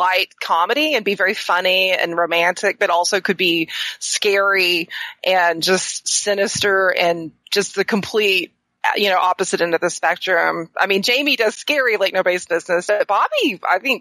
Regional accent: the South, United States; I'm from the South.

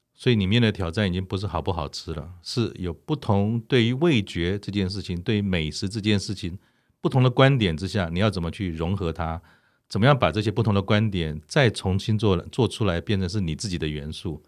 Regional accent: Taiwan; 我们已经在台湾长大

